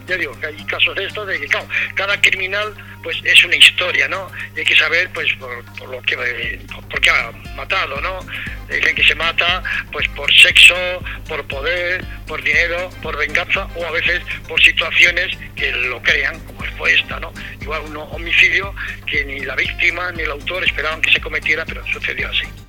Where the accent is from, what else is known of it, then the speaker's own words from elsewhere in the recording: Navarre, Spain; moved away; also born or lived in Melilla / Madrid; me llamaron para que trabajara en el periódico de mi tierra, periódico de Navarra